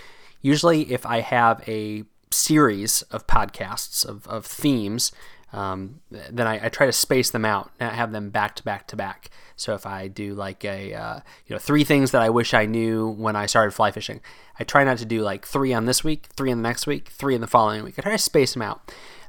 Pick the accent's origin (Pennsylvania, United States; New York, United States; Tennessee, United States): Pennsylvania, United States; Maybe it's just because of where I grew up fishing in Pennsylvania that I never really embraced that giant streamer life, as it were.